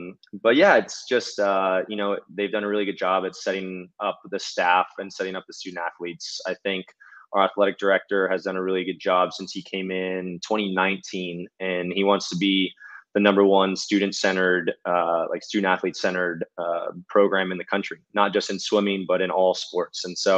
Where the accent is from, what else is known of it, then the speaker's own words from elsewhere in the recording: Hawaii, United States; Yeah, so I was actually born and raised in Hawaii. Grew up there.